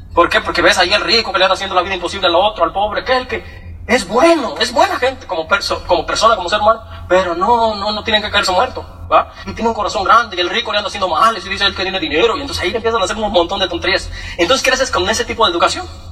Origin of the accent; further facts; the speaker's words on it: Michoacán, Mexico; also born or lived in Morelia, Michoacán; Yo, nací en Michoacán, eh, pues muy chiquito nací yo